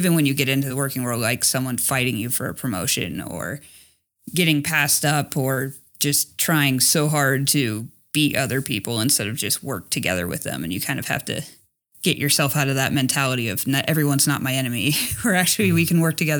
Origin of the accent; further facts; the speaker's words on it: Los Angeles, California, United States; moved away as an adult; also born or lived in rural Montana; I grew up in Los Angeles